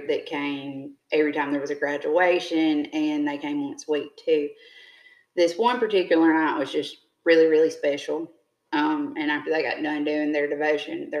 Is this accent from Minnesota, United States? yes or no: no; Jumpertown, Mississippi, United States; I grew up in Jumper Town